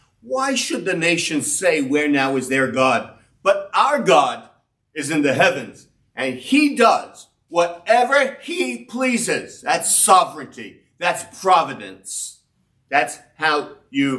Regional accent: New York City, New York, United States; I grew up in Brownsville. 336 Blake Avenue was the first address I wrote down in my school papers.

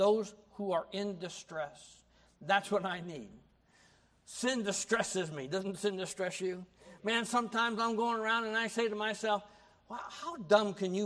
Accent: United States; I grew up in America

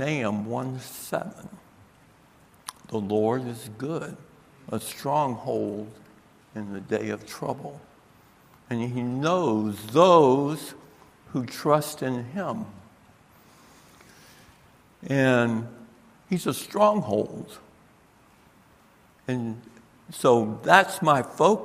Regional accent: Tampa, Florida, United States; moved away as an adult; now in Michigan, United States; I am a southern boy. I was born in Tampa, Florida

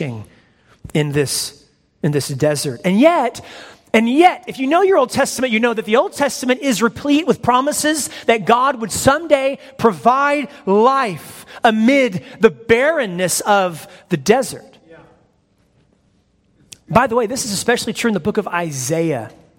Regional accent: United States; I am from America

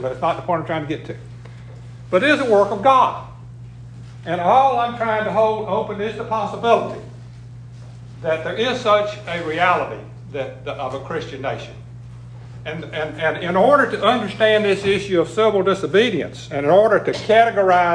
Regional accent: United States; based on our living in America, being raised in America, being fed America, being Americans

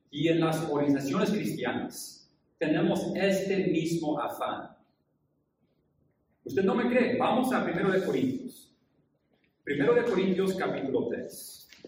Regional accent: Japan; pero yo crecí en Japón, hijo de misioneros.

